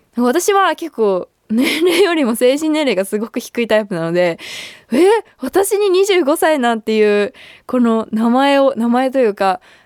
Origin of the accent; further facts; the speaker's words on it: Gifu, Japan; 私の地元である岐阜県